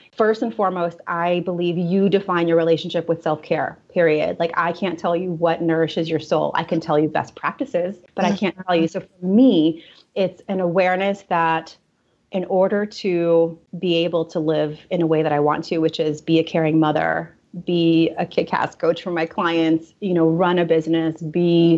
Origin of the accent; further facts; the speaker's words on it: New York, United States; also born or lived in Russia / Italy; once we moved to New York when I was about 6 years old